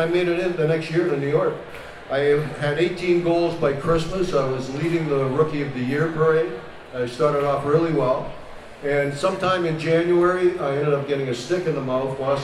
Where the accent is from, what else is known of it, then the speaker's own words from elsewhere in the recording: Toronto, Ontario, Canada; I'm originally from Toronto, and this wasn't here when I was growing up.